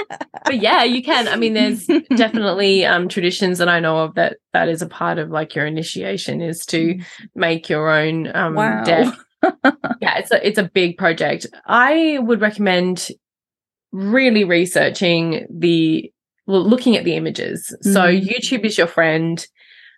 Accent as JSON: {"language": "English", "country": "Australia", "tie": "born or raised there", "said": "growing up in Australia"}